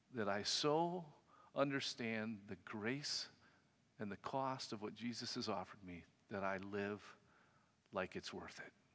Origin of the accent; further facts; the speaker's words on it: United States; as an American Christian